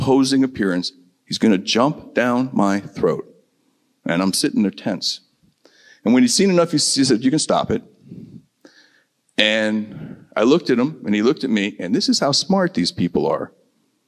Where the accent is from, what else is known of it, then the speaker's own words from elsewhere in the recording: Midwest, United States; I'm from the Midwest, there's just this basic naivete, okay, about those of us born and raised in the Midwest